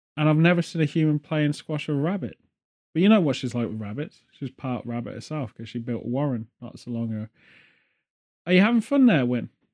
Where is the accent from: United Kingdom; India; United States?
United Kingdom; England; as well as the British, we're all